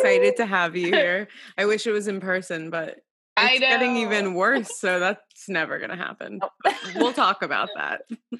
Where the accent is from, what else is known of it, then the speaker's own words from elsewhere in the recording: Miami, Florida, United States; now in Brooklyn, United States; I am from Miami, Florida. So nice. I've been in Brooklyn.